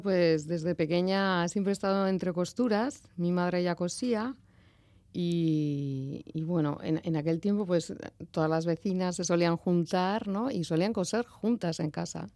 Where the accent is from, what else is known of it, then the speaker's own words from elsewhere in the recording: Arrasate, Basque Country, Spain; Soy nacida en Arrasate y residente en Arrasate también.